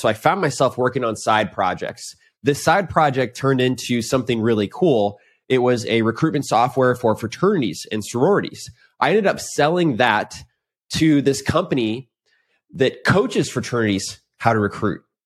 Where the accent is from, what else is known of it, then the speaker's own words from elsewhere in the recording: St. Louis, Missouri, United States; moved away as an adult; also born or lived in Indianapolis, Indiana; now in Austin, United States; I grew up in Saint Louis and Indianapolis